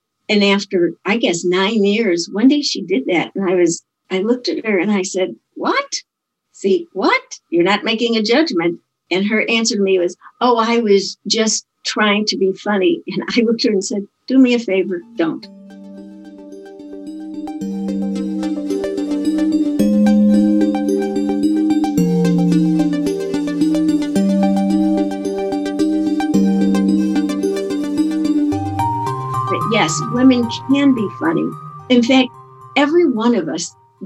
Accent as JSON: {"language": "English", "town": "Chicago", "region": "Illinois", "country": "United States", "said": "I'm from Chicago"}